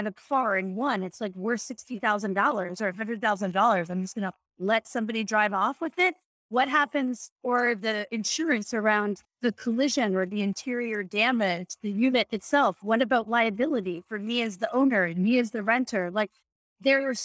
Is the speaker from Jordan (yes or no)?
no; Canada; I remember growing up in Canada